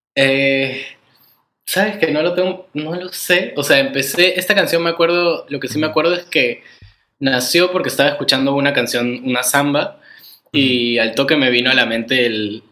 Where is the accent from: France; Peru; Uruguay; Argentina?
Peru; soy peruano